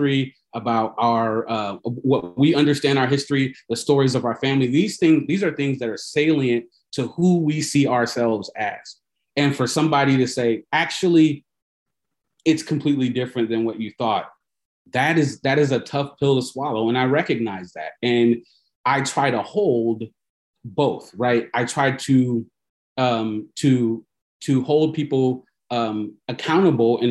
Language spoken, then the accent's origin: English; Fort Wayne, Indiana, United States; I was born in Fort Wayne, Indiana, which is a town in Northeast Indiana. I'm a Midwest kid